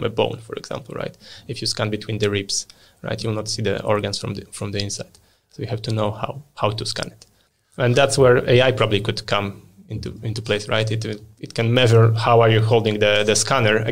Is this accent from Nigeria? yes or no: no; Poland; moved away as an adult; also born or lived in United Kingdom; now in Sweden; I was born and raised in Poland.